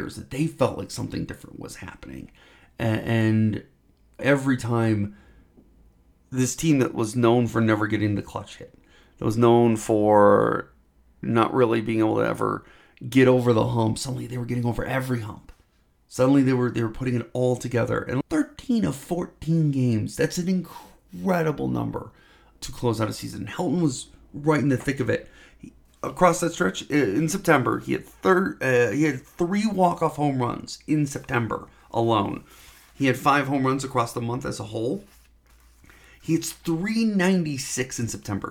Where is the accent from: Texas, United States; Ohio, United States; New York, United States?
Ohio, United States; Cleveland; now in Denver, United States; I'm from Cleveland